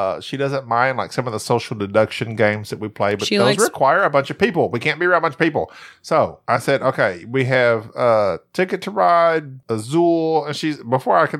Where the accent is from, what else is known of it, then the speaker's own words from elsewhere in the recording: United States; growing up in America